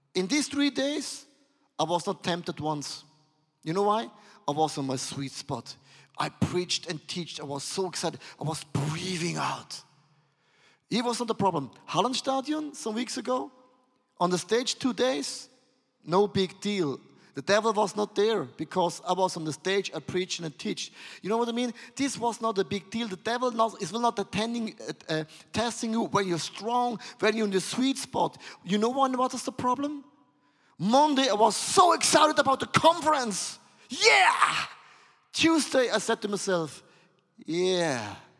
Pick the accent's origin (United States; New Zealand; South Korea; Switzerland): Switzerland; I'm from Switzerland